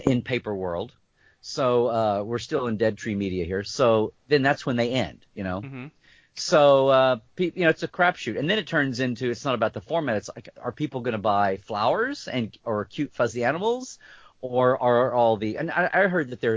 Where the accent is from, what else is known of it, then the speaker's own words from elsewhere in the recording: United States; I'm an American